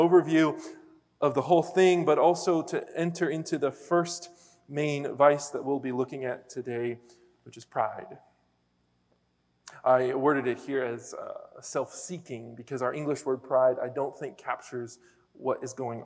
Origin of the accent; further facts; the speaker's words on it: Pennsylvania, United States; moved away; I'm from Pennsylvania